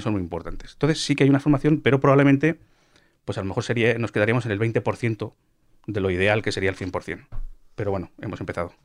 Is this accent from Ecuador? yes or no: no; Cuenca, Castilla-La Mancha, Spain; yo también soy de Cuenca